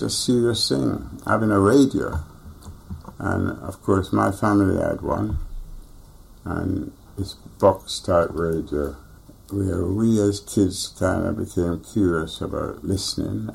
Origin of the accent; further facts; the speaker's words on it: Jamaica; I was born in Jamaica